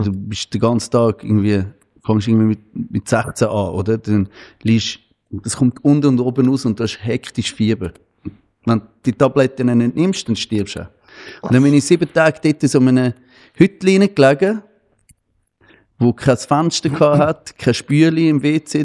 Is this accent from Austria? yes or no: no; Switzerland; bei uns in der Schweiz